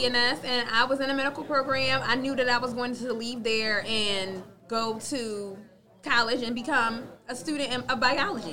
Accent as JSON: {"language": "English", "town": "Philadelphia", "region": "Pennsylvania", "country": "United States", "tie": "born or raised there", "said": "I grew up in Germantown with concrete"}